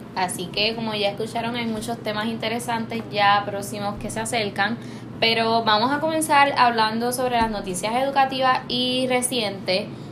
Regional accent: Puerto Rico; nuestra cultura, nuestra gente y todo lo que nos distingue como puertorriqueños.

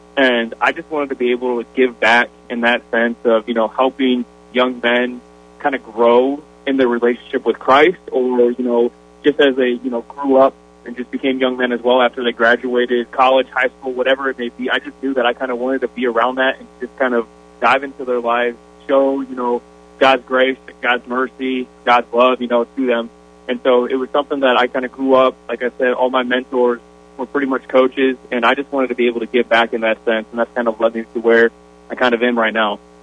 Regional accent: Sioux Falls, South Dakota, United States; moved away; I grew up, Sioux Falls was there until, you know, graduated from high school.

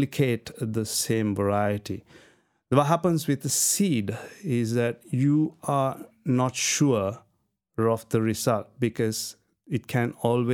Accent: Sri Lanka; in Sri Lanka, we are not very accustomed to cold

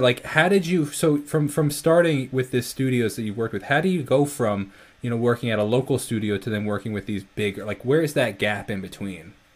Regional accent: Northport, New York, United States; I'm from New York, Long Island

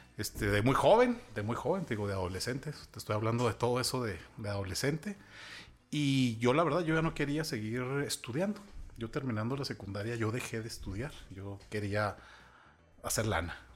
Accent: Chihuahua, Mexico; also born or lived in Ciudad Juárez; soy una persona que ha vivido la mayor parte de su vida en Ciudad Chihuahua. Mi acta de nacimiento dice que nací en Ciudad Juárez, pero la verdad es que no recuerdo nada de Ciudad o sea, Juárez.

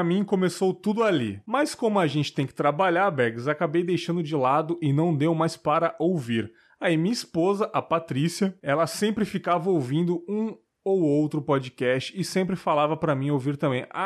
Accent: Mauá, São Paulo, Brazil; tenho 40 anos, sou de Mauá, Mauá, São Paulo.

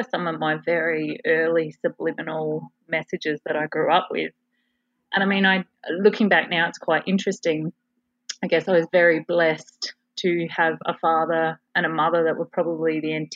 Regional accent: Adelaide, South Australia, Australia; So I was born in Adelaide, South Australia, into a very regimented, and what I now realise is a pattern of self-sacrifice family

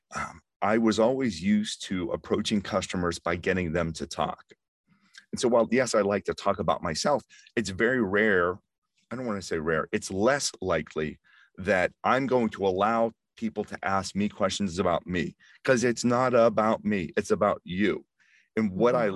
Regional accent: Pittsburgh, Pennsylvania, United States; I grew up in Pittsburgh

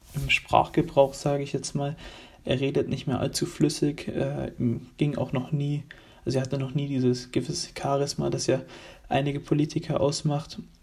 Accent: Germany; wir freuen uns alle als Deutsche

